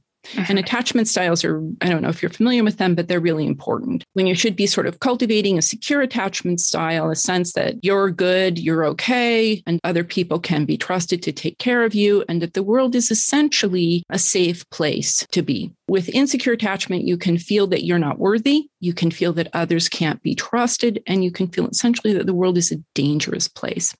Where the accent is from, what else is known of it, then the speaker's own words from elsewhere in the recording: Denver, Colorado, United States; moved away; also born or lived in New York City / Tucson; I was born in Denver, Colorado.